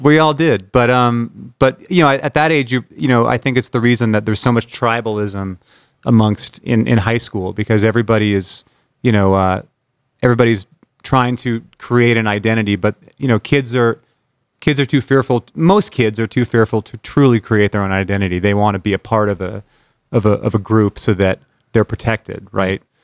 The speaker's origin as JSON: {"language": "English", "town": "Bremerton", "region": "Washington", "country": "United States", "tie": "born or raised there", "said": "growing up in Bremerton"}